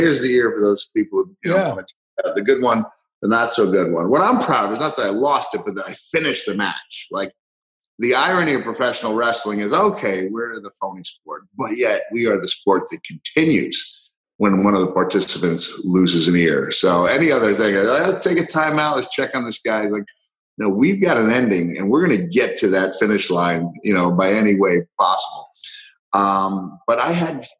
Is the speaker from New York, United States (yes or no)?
yes; Long Island, New York, United States; moved away as an adult; also born or lived in Texas / Tennessee / Georgia / Florida; I'm on Long Island. I grew up on Long Island, moved back